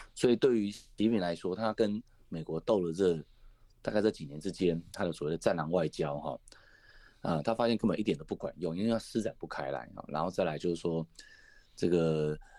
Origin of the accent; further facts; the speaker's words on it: Taiwan; 我们台湾这边